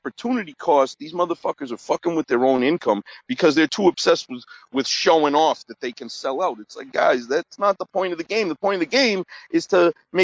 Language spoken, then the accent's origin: English; Massachusetts, United States; my home state of Massachusetts